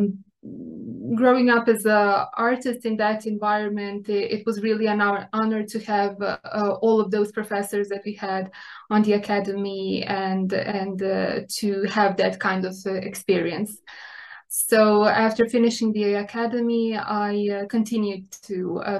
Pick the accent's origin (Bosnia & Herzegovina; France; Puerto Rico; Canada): Bosnia & Herzegovina; Republika Srpska; now in Serbia; I was born and raised in Bosnia and Herzegovina.